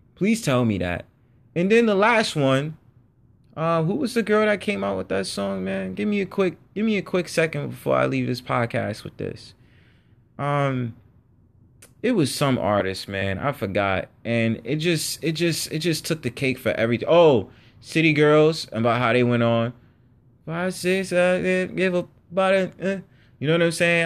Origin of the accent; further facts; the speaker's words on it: New York City, New York, United States; I'm born in New York City and, you know, I was born in the Bronx